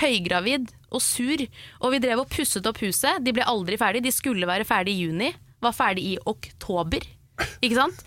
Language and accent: Norwegian; Oslo, Norway; moved away as an adult; now in Nærsnes, Norway; Jeg har vokst opp midt i Oslo sentrum